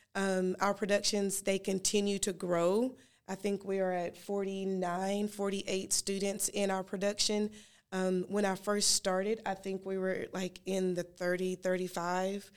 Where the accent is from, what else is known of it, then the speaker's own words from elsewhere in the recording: Gastonia, North Carolina, United States; I grew up in Gaston, Gastonia